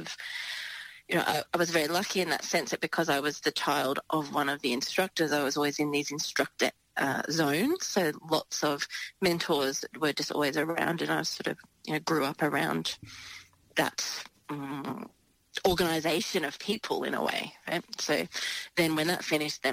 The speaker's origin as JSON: {"language": "English", "area": "Gippsland", "region": "Victoria", "country": "Australia", "tie": "born or raised there", "said": "it was a very small town where I grew up in Victoria, in Gippsland"}